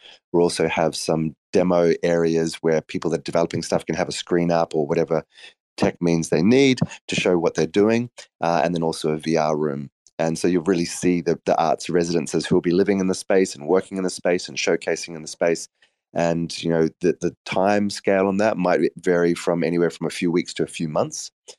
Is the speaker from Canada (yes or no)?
no; South Africa; also born or lived in Australia; I grew up in South Africa and Australia.